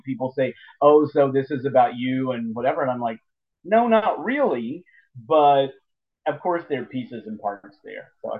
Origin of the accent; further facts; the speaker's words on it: Lexington, Kentucky, United States; my hometown here in Lexington